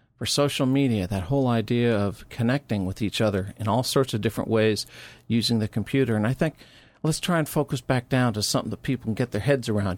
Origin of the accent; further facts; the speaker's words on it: Missouri, United States; my home state of Missouri